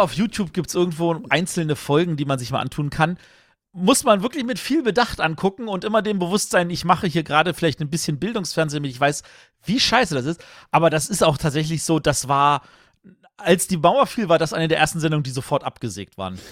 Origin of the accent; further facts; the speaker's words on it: Berlin, Germany; Ich bin Berliner